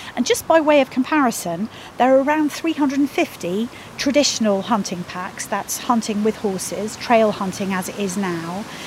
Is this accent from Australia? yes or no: no; Petersfield, South East England, United Kingdom; I'm from Petersfield